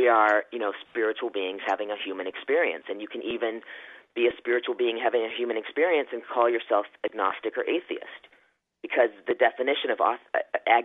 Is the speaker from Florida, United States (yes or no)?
no; rural Virginia, United States; moved away; also born or lived in Philippines / Los Angeles; I was in rural Virginia in the 70s and 80s